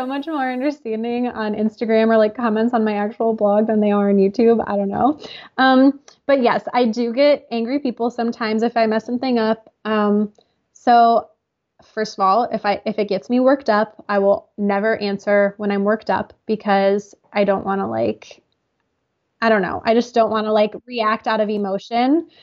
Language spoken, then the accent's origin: English; United States; I'm from the United States